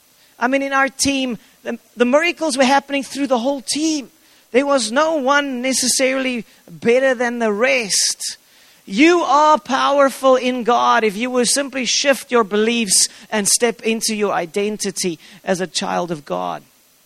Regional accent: South Africa; I'm not a South African first and foremost.

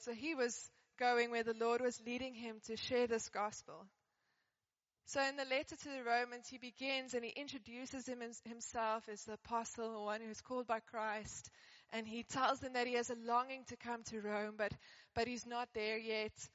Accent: Johannesburg, Gauteng, South Africa; I grew up in Johannesburg

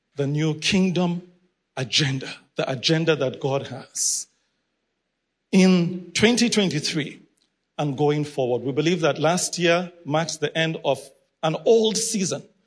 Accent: Nigeria; I'm originally from Nigeria

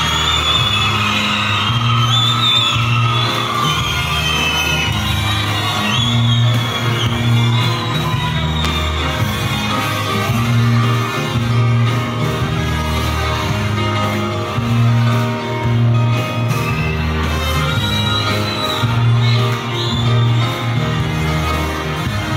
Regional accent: Cape Town, Western Cape, South Africa; also born or lived in Bellville; I grew up in Cape Town

